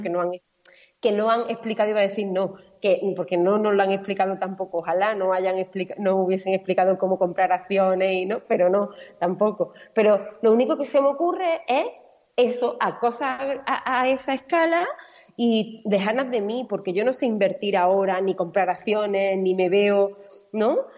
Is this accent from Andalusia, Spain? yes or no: yes; Málaga, Andalusia, Spain; now in Mallorca, Spain; Yo vivo en Mallorca, soy malagueña